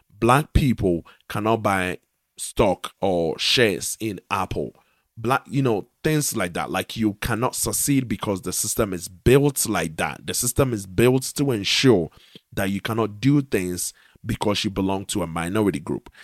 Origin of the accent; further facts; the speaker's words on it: Ghana; I am a Ghanaian